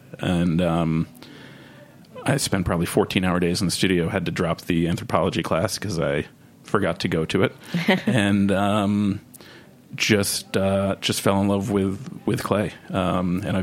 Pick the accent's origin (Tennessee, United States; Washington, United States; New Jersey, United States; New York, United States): New York, United States; Westchester County; moved away as an adult; also born or lived in Cape Cod, Massachusetts; now in Austin, United States; I grew up in Westchester County, so went to Mamaroneck High School